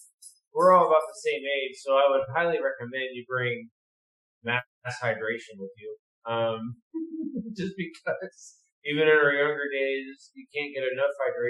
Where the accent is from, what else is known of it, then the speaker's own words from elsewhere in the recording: Chicago, Illinois, United States; dude, I'm from Chicago. Caprini Green was my shit. I fucking rolled those fucking streets.